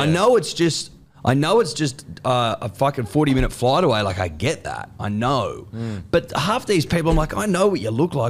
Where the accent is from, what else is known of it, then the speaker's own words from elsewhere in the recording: Australia; But we are all Australian.